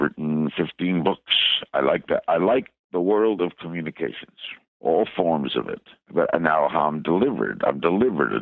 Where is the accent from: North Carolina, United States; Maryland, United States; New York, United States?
New York, United States; New York City; I knew all the stations growing up in New York and Brooklyn